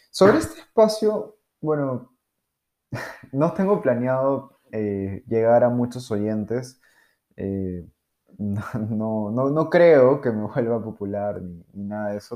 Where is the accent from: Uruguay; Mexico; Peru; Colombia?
Peru; soy de Perú